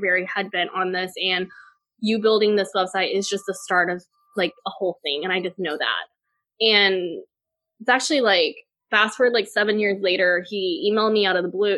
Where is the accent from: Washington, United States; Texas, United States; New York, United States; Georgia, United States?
Texas, United States; Port Lavaca; also born or lived in Taiwan; now in Austin, United States; I grew up in this super small town called Port Lavaca, Texas, with a population of 10,000 people